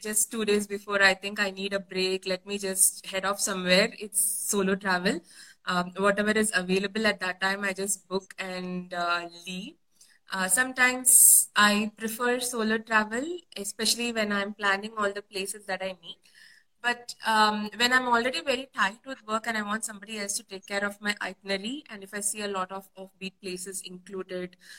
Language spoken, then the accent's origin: English; Bangalore, Karnataka, India; also born or lived in Chennai, India; Being very familiar with South India, I'm from Bangalore and I was born in Chennai